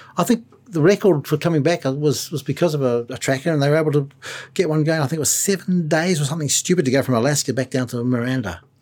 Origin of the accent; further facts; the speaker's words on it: New Zealand; Being a New Zealander